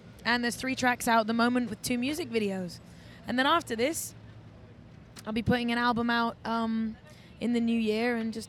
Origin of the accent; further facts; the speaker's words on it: England, United Kingdom; I think I grew up in England, and I was out young. I was promoting nightclubs.